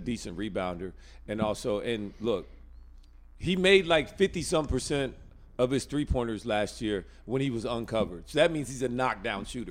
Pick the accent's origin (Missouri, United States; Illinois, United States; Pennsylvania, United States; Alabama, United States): Alabama, United States; moved away as an adult; now in North Carolina, United States; growing up in Alabama my whole life